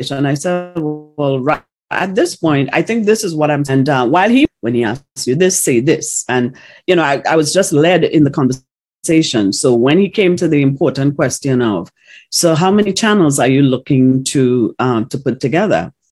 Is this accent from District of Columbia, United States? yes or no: no; Ocala, Florida, United States; He said, because I'm from Ocala, Florida.